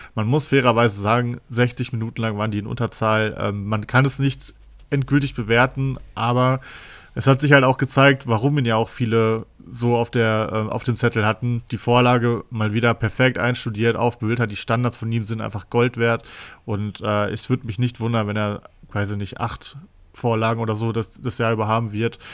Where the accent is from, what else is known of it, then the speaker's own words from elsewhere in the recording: Cologne, North Rhine-Westphalia, Germany; als Kölner